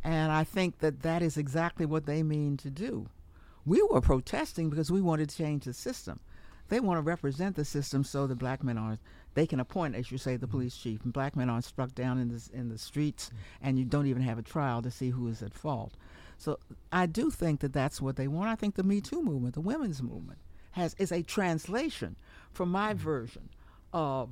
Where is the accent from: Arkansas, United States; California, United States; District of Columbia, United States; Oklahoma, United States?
District of Columbia, United States; Washington; I'm from Washington.